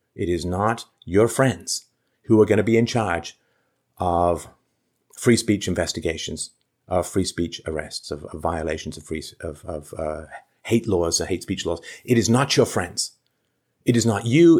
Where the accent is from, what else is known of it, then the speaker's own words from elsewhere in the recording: London, United Kingdom; I grew up in London